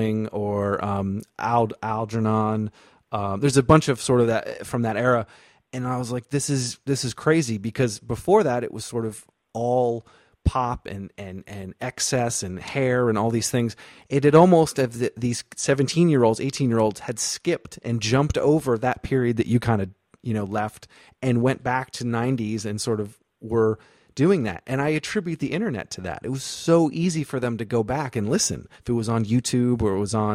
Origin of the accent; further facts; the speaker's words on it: Vermont, United States; moved away as an adult; also born or lived in North Carolina; I'm from Vermont originally, but I went to school in North Carolina, and you know, it's like a Northeast kid going to the South